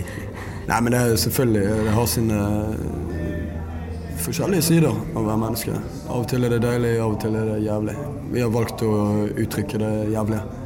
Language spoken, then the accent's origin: Norwegian; Norway; Vokste jo opp på bondelandet sjøl